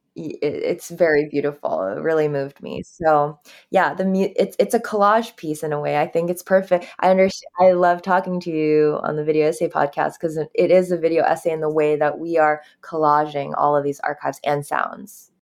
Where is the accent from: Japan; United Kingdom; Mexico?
Japan; I grew up in Japan